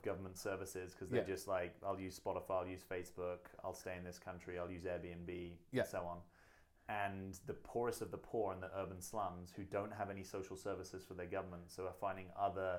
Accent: rural England, United Kingdom; I grew up rurally in England

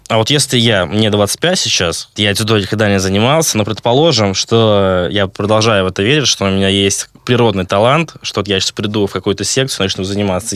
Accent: Vyborg, Leningrad Oblast, Russia; Я сам э, родом из Выборга

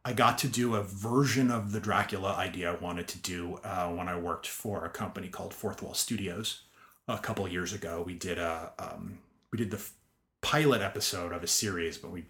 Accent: Spring Valley, New York, United States; moved away; I grew up in Spring Valley, New Hempstead.

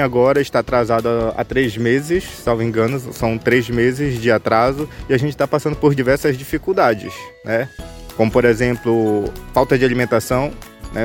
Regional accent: Gurupá, Pará, Brazil; moved away as an adult; now in Santarém, Brazil; sou lá do município de Gurupá, de uma unidade de conservação chamada RDS Tatuã Banquear

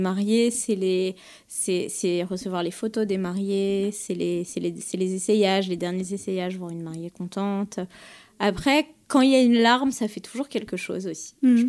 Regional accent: Paris, Île-de-France, France; je suis une Parisienne euh, pure et dure. Je suis née à mhm. Paris, j'ai fait mes études à Paris, j'ai grandi à Paris

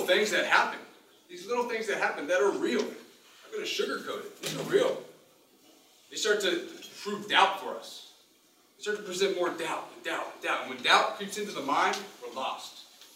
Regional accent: Massachusetts, United States; I'm from Massachusetts, and we don't even have sunlight for the next 8 months.

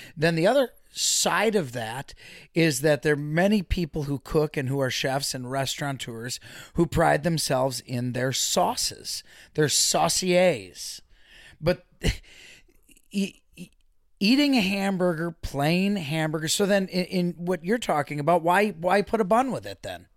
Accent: Waukesha, Wisconsin, United States; Born and raised in Waukesha, the home of … and …

